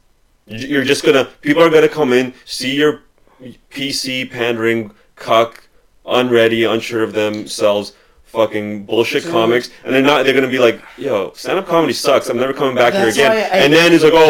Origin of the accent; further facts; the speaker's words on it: Ukraine; moved away; I was born in Ukraine